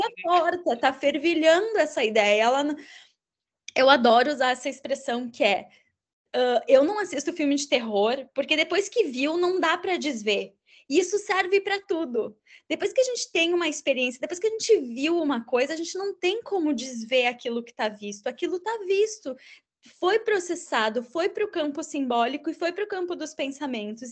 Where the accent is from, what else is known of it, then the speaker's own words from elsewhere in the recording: Caxias do Sul, Rio Grande do Sul, Brazil; em Caxias do Sul, que é de onde eu sou de origem